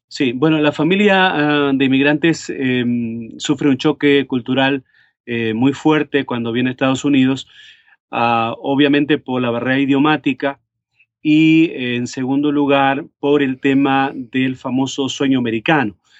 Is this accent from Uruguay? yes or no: yes; Montevideo, Uruguay; moved away as an adult; also born or lived in Cleveland, Tennessee; now in United States; en la ciudad de Montevideo, donde yo nací, en Uruguay